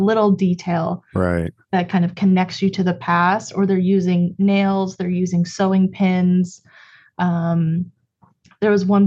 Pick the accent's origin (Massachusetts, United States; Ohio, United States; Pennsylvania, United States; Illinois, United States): Ohio, United States; Cleveland; I'm from Cleveland originally